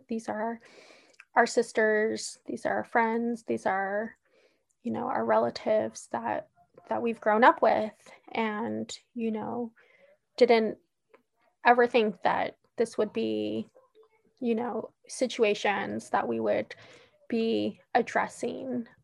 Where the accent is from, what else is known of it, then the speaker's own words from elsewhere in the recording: Oakland, California, United States; I was born and raised in Oakland, California